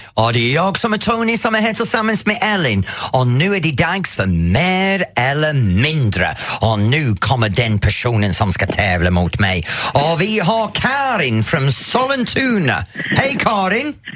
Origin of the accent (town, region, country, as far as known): England, United Kingdom; Swedish is a second language; moved away as an adult; now in Sweden